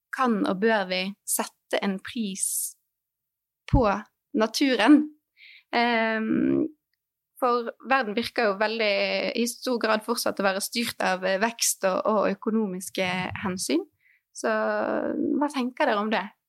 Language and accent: Norwegian; Norway; som nordmenn